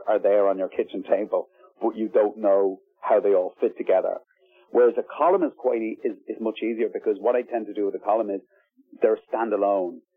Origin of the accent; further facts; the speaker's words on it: Ballybrack, County Dublin, Ireland; South Dublin, where I grew up in Ballybrack